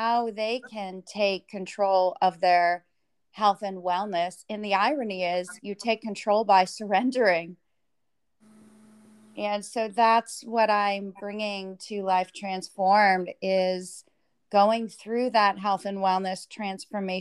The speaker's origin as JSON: {"language": "English", "region": "New Hampshire", "country": "United States", "tie": "born or raised there", "moved": "as an adult", "said": "I was raised in New Hampshire"}